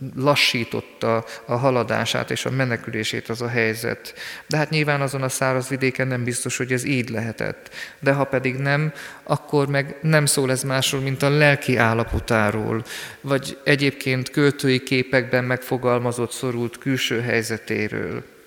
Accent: Sürte, Zakarpattia Oblast, Ukraine; én szűrtén születtem. Onnan indultam el, mint gyermek, ott végeztem általános iskolai tanulmányaimat

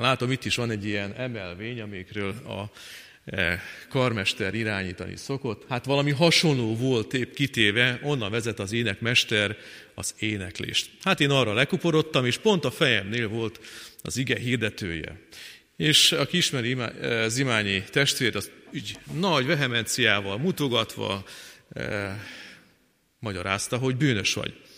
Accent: Fornos, Zakarpattia Oblast, Ukraine; moved away as an adult; now in Kecskemét, Hungary; 1973-ban eh, születtem meg eh, Fornoson, Munkács mellett egy kis faluban

